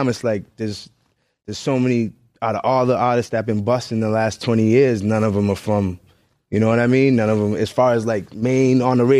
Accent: Cambridge, Massachusetts, United States; now in Boston, United States; I'm from Cambridge.

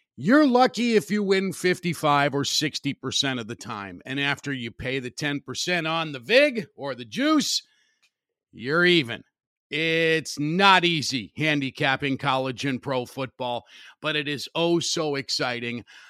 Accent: Highland, Indiana, United States; Wicker Park in Highland, Indiana, my hometown.

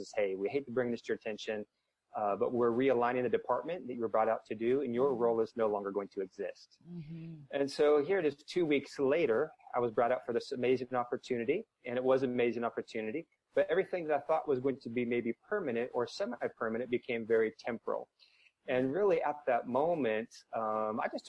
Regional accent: Washington, United States; moved away as an adult; also born or lived in Southern California; now in St. Louis, United States; Washington is where I started, my home state

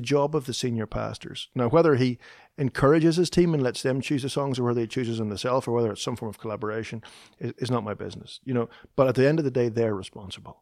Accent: Northern Ireland, United Kingdom; moved away as an adult; now in Nashville, United States; Chris and I both grew up in the north of Ireland

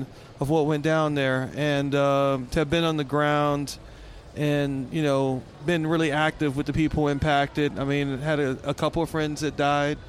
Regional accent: New Orleans, Louisiana, United States; moved away as an adult; also born or lived in Houston; now in Seattle, United States; growing up in New Orleans was a true blessing

